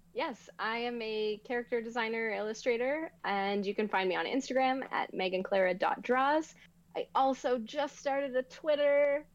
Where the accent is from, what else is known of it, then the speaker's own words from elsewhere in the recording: Canada; I didn't grow up in Toronto, but I grew up in Canada